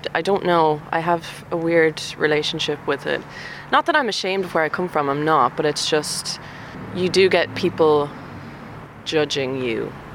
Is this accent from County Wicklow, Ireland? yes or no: no; Longford, County Longford, Ireland; accent: Longford; I'm from Longford.